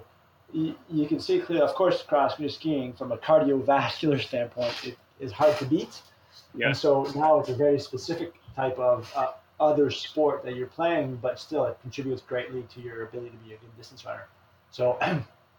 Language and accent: English; Canada; now in Memphis, United States; growing up as a Canadian kid, you know, playing hockey